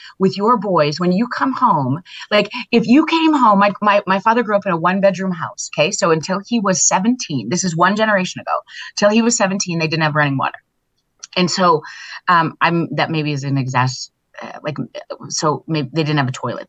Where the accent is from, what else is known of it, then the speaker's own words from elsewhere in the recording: Viking, Alberta, Canada; I grew up in Viking, Alberta, Canada